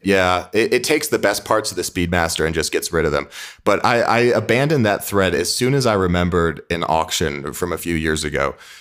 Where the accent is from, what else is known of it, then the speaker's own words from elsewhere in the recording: Midwest, United States; I'm a kid from the Midwest